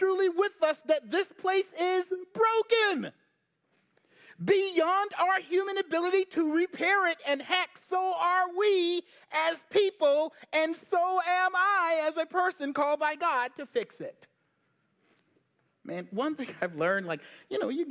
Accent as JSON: {"language": "English", "town": "Charleston", "region": "South Carolina", "country": "United States", "tie": "born or raised there", "moved": "yes", "lives_now": "Charlotte, United States", "said": "the South, I grew up in Charleston"}